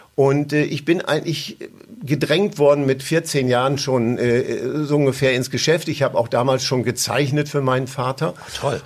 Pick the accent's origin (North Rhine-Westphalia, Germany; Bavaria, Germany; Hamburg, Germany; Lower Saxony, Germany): Lower Saxony, Germany; East Frisia; ich bin natürlich äh, groß geworden in Ostfriesland